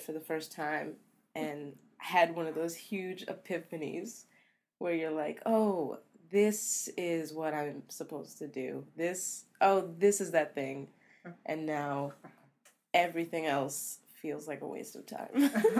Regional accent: Camden, New Jersey, United States; born there; And I was born in Camden, New Jersey.

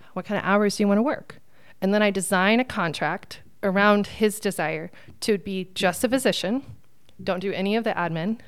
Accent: Phoenix, Arizona, United States; also born or lived in Texas; I was born in Texas and I grew up in Phoenix

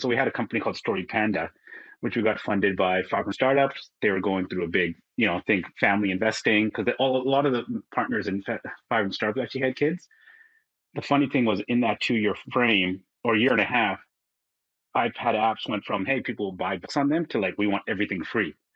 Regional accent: Vancouver, British Columbia, Canada; moved away as an adult; now in Singapore; I'm from Vancouver originally. So now I live in Singapore

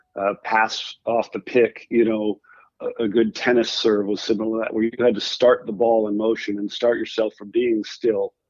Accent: Rhode Island, United States; I grew up in Rhode Island where I am now

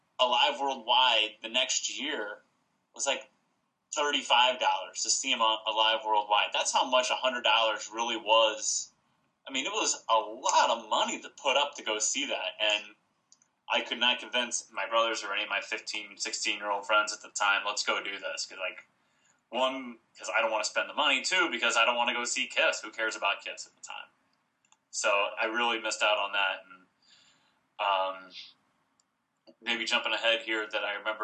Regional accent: St. Louis, Missouri, United States; The convention tour came to St. Louis, my hometown

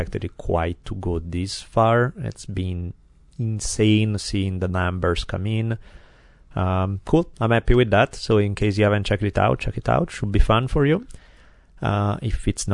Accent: Italy; accent: Italian; my glorious Italian accent

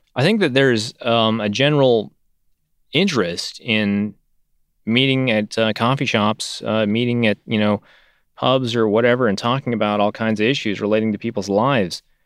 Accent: Northern California, United States; I grew up in Northern California

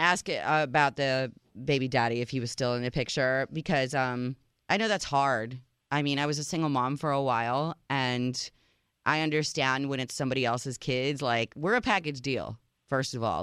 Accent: Chicago, Illinois, United States; moved away; my hometown, Chicago

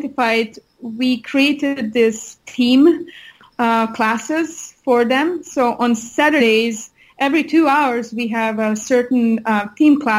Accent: Hungary; moved away; I'm originally from Hungary. So every year I go back to Hungary

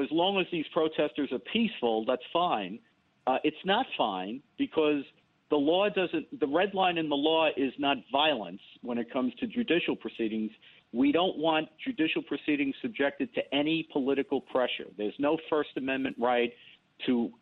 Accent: New York City, New York, United States; I grew up in the South Bronx, in the Bronx, and went to school in the South Bronx in the 60s and 70s

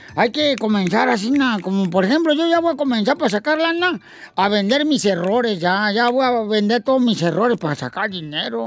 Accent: Sahuayo, Michoacán, Mexico; moved away; en mi tierra natal, Saguayo, Michoacán

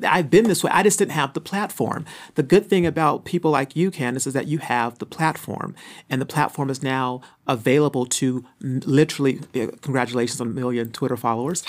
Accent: Phoenix, Arizona, United States; moved away as an adult; also born or lived in California; I'm from Phoenix, Arizona. Uh, grew up in a single-parent home.

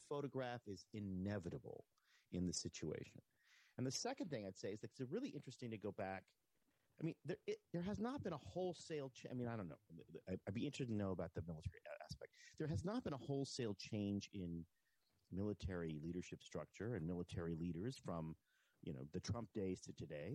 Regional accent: United States; as an American

